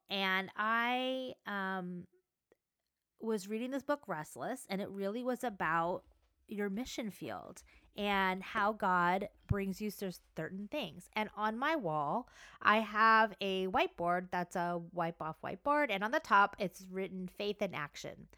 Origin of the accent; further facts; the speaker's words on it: Southern California, United States; I live in Southern California. I grew up in Southern California at the beach